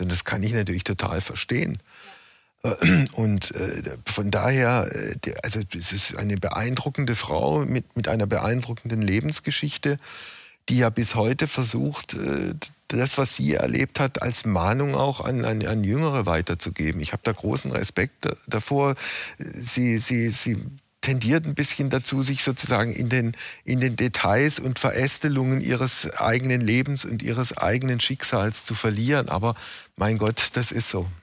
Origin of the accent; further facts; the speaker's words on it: West Germany, Germany; ich als Wessi